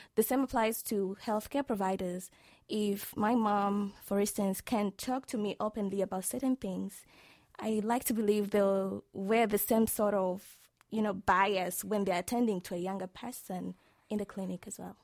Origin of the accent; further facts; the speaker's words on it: Tanzania; from the beautiful land of the United Republic of Tanzania.